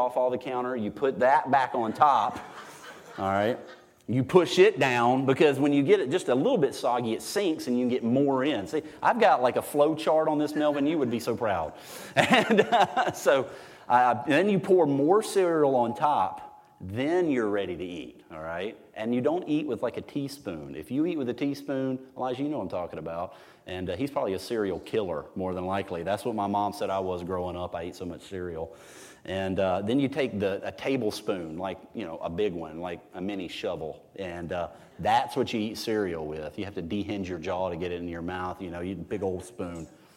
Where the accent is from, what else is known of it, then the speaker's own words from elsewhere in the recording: United States; I'm an American